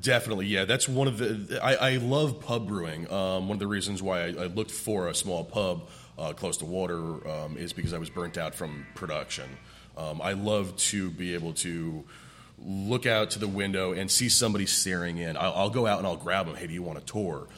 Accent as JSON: {"language": "English", "region": "New Jersey", "country": "United States", "tie": "born or raised there", "also_born_or_lived": "Central Oregon", "moved": "as an adult", "said": "I got the chance to move out west to uh, Central Oregon because I grew up in New Jersey"}